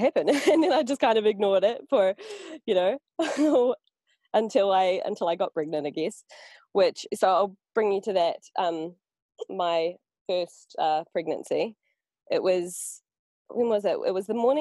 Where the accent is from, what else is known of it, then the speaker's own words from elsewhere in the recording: New Zealand; now in Portugal; I come from New Zealand